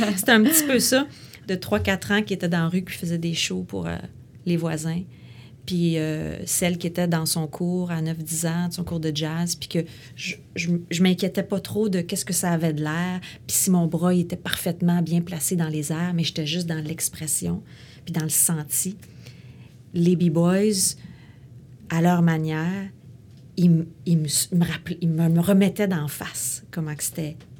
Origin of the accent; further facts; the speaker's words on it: Quebec City, Quebec, Canada; Moi, je viens de Québec. Je suis née à Québec.